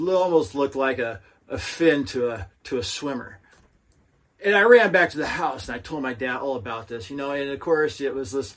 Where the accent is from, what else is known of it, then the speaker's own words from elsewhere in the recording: Lewiston, Idaho, United States; my hometown, Lewiston